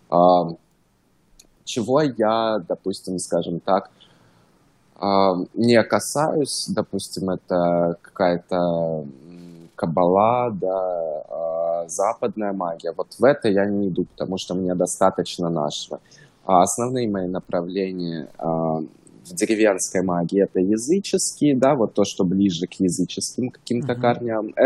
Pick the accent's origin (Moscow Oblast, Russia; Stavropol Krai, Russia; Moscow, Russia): Stavropol Krai, Russia; Stavropol; now in Los Angeles, United States; я русский, жил в России, город Ставрополь, это между Черным и Каспийским морем. Um, Ставропольский край, может, кто знает Северный Кавказ.